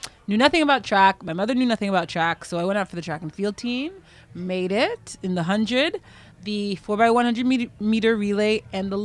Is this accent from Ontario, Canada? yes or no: yes; Pickering, Ontario, Canada; also born or lived in Oshawa, Ontario / Hamilton, Ontario; now in Ajax, Canada; when I was 8 and a half, we moved to Pickering, Ontario. So that's my official hometown